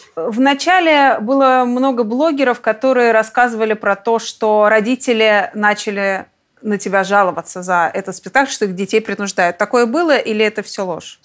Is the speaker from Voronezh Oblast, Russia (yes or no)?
no; Tomsk, Tomsk Oblast, Russia; Я тоже из Томска